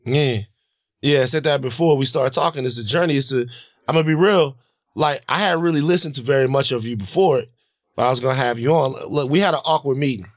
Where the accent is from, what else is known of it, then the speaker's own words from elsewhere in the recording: Baton Rouge, Louisiana, United States; now in Los Angeles, United States; growing up in Baton Rouge